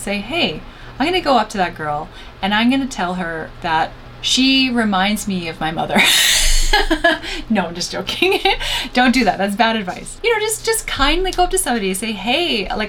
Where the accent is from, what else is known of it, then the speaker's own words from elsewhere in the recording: Canada; I'm Canadian.